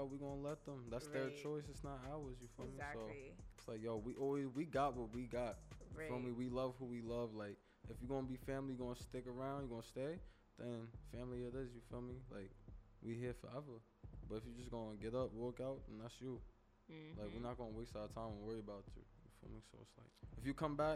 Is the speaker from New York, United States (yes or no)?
yes; Westbury, New York, United States; I'm from Nassau County. I stay in Westbury and shit. That's where I was born and raised